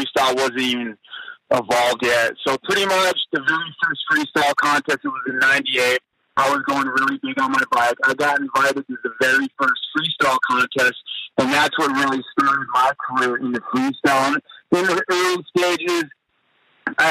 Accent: Moorpark, California, United States; also born or lived in Temecula, California; From Moorpark, California.

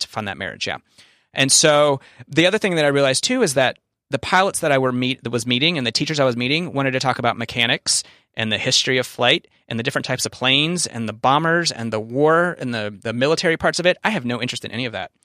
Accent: the South, United States; we're both from the South.

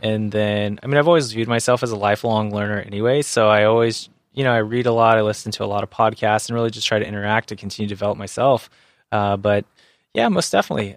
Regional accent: San Diego, California, United States; I grew up in San Diego and I'm a surfer

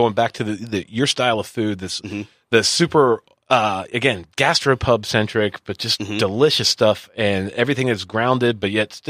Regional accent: the South, United States; I'm from the South a little bit myself

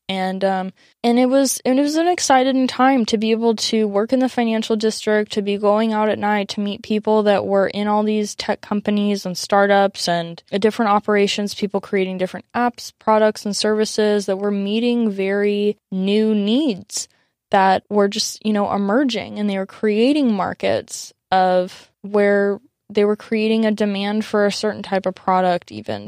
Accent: San Diego, California, United States; growing up in America, growing up in San Diego

